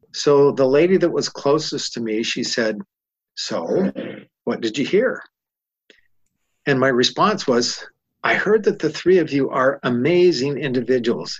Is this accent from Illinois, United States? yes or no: no; California, United States; I'm from California. I'm in Utah.